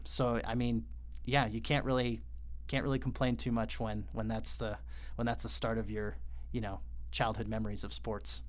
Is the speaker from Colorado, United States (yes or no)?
yes; Colorado Springs, Colorado, United States; moved away; also born or lived in Utah; I grew up in Colorado Springs